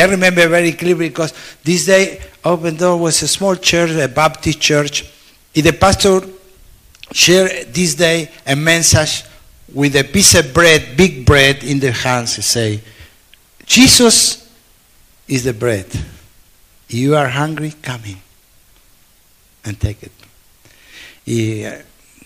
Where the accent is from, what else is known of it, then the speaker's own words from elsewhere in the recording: Buenos Aires, Argentina; English is a second language; I was born in Argentina